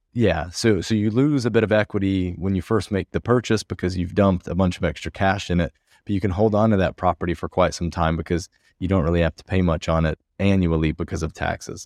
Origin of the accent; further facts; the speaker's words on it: United States; moved away as an adult; now in Porto, Portugal; being an American living abroad